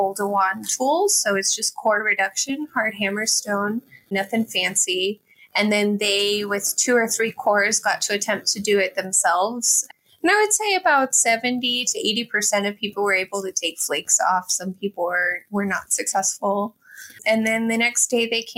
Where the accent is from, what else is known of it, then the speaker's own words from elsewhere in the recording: Texas, United States; moved away; also born or lived in Bloomington, Indiana; I am originally from Texas.